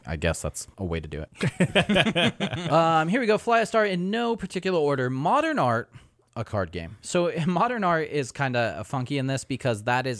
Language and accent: English; United States; I'm American.